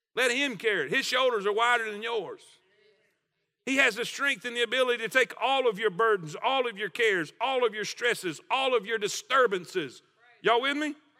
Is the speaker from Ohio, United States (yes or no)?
no; South Florida, United States; I grew up in South Florida